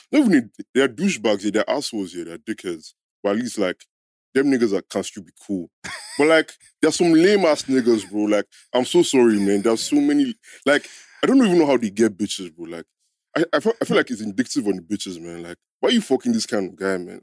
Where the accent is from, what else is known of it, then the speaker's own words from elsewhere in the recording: Nigeria; we grew up in Niger